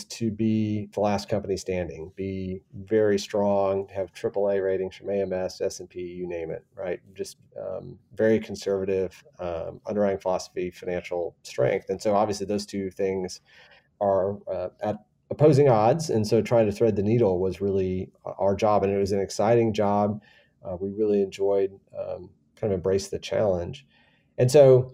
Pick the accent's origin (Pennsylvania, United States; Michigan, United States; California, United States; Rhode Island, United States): Michigan, United States; moved away as an adult; also born or lived in Washington, D.C.; now in San Antonio, United States; I was born and raised in Michigan and went to Michigan State.